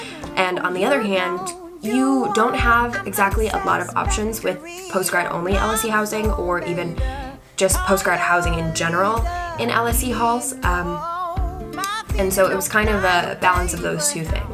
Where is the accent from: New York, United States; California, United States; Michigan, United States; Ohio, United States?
Michigan, United States; moved away as an adult; also born or lived in Los Angeles, United States; now in London, United Kingdom; born and raised in Michigan in the United States